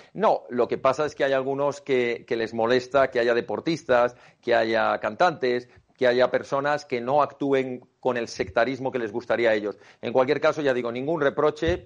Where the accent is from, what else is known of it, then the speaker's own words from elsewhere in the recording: Spain; la gran familia de España, la que formamos todos los españoles